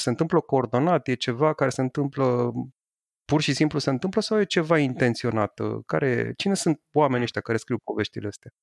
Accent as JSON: {"language": "Romanian", "country": "Romania", "said": "eu sunt român"}